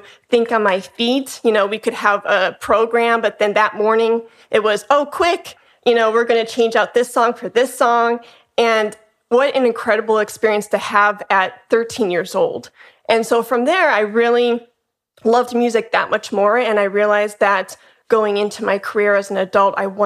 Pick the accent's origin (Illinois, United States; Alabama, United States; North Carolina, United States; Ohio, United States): Illinois, United States; Chicago; moved away as an adult; now in Dallas, United States; I'm originally from Chicago, Illinois, and now I'm in Dallas, Texas.